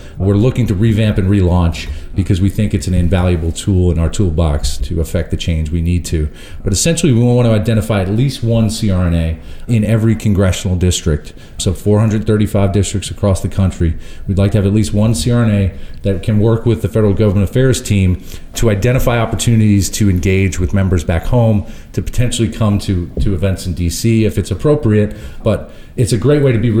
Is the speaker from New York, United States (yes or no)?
yes; Long Island, New York, United States; I'm from Long Island, New York